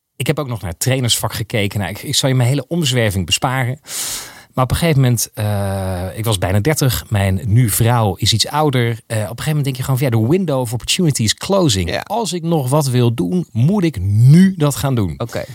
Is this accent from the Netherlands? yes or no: yes; Geldermalsen, Gelderland, Netherlands; ik ben opgegroeid in Geldermalsen